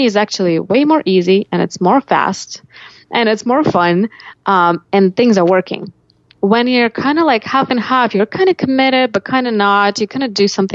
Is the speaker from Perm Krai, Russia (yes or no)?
no; Sergiev Posad, Moscow Oblast, Russia; moved away as an adult; now in United States; I grew up in Russia in a little town called Sergiev Posad that's about 60 miles from Moscow